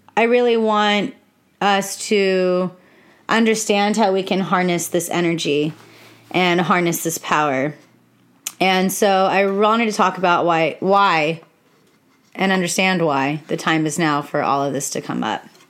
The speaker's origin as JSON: {"language": "English", "region": "California", "country": "United States", "tie": "born or raised there", "said": "I'm from America and I live in California and I was born on Native American soil here"}